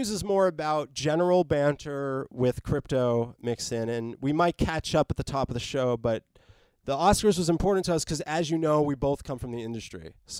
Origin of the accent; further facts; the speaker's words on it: East Coast, United States; now in California, United States; I live in California and I come from the East Coast where it was zero tolerance growing up.